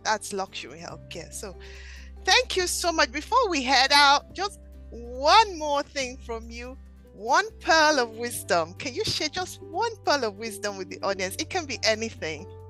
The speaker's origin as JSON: {"language": "English", "country": "Nigeria", "moved": "yes", "lives_now": "Philadelphia, United States", "said": "I'm originally from Nigeria"}